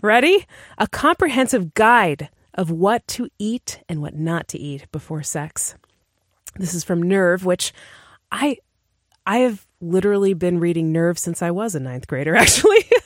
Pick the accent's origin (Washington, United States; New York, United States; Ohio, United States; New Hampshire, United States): New Hampshire, United States; we're from New Hampshire